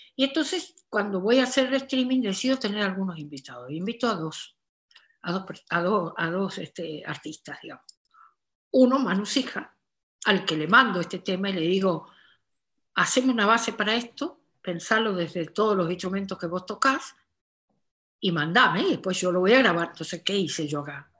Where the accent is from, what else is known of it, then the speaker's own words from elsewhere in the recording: Corrientes, Argentina; now in Buenos Aires, Argentina; nosotros, los correntinos, los chasqueños, la gente del litoral, pero sobre todo los correntinos